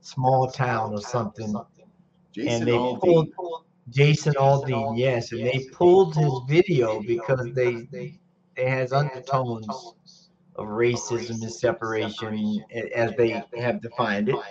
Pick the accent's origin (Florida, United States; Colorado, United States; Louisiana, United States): Florida, United States; Growing up in Florida